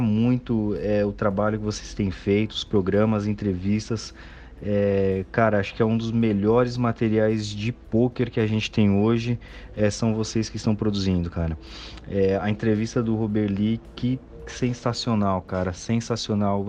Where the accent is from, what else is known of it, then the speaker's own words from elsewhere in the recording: São Paulo, Brazil; eu sou de São Paulo.